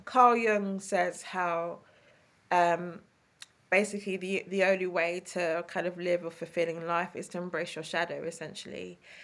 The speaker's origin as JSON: {"language": "English", "region": "London", "country": "United Kingdom", "accent": "East London", "said": "my East London accent"}